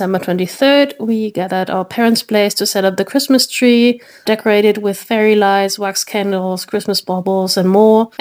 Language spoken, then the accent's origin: English; Germany; I'm from Germany